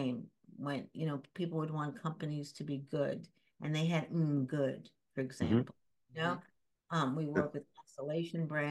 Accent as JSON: {"language": "English", "town": "New York City", "region": "New York", "country": "United States", "tie": "born or raised there", "also_born_or_lived": "Shanghai", "said": "I grew up in the East Village after Shanghai."}